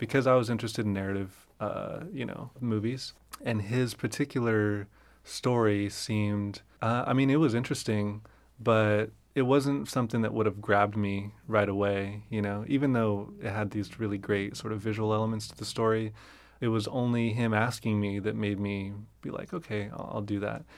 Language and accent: English; Fresno, California, United States; I grew up in Fresno